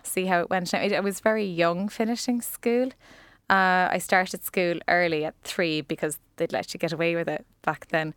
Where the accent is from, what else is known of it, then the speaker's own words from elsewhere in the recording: Ennis, County Clare, Ireland; now in Cork, Ireland; I was born in Cork, but I actually grew up in Clare.